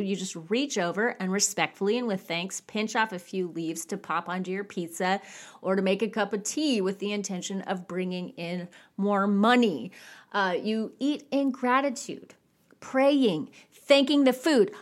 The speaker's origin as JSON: {"language": "English", "region": "California", "country": "United States", "tie": "born or raised there", "said": "I grew up in California"}